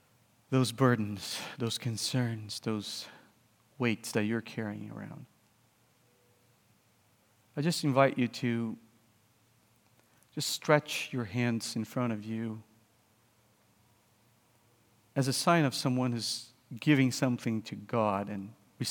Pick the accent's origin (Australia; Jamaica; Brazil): Brazil; moved away as an adult; also born or lived in Vancouver, Canada / Cambridge, England; I'm from Brazil